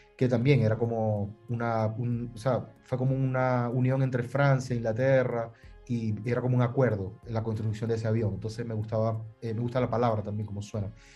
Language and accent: Spanish; Maracaibo, Zulia, Venezuela; moved away as an adult; also born or lived in Miami; en Maracaibo, que es la ciudad de donde vengo